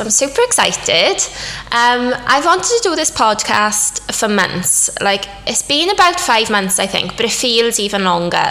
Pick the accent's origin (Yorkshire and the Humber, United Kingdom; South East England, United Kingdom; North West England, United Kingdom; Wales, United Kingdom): Wales, United Kingdom; moved away as an adult; also born or lived in London; I'm Welsh obviously, but I've been living in London for 6 years now, but over lockdown obviously everything closed, so I moved back to Wales